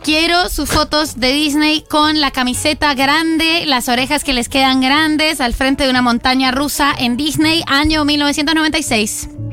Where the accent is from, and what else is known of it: Colombia; moved away as an adult; now in Argentina